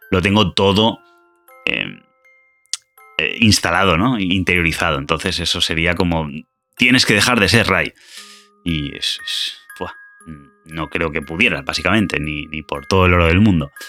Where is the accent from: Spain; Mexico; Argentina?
Argentina; soy de Argentina.